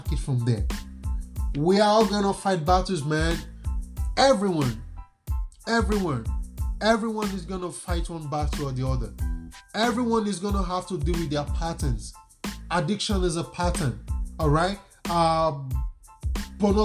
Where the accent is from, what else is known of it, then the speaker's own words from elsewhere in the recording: Nigeria; I'm a Nigerian